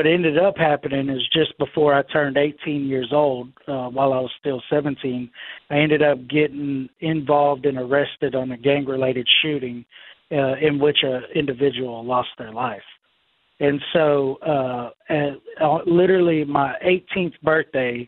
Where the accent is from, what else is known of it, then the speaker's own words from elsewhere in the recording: Houston, Texas, United States; moved away as an adult; also born or lived in West Monroe, Louisiana; Then I'm born, and all I know is Houston.